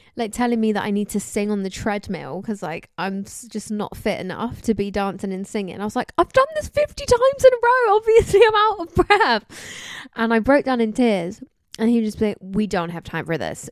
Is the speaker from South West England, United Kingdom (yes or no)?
yes; Somerset, South West England, United Kingdom; I'm from, um, Somerset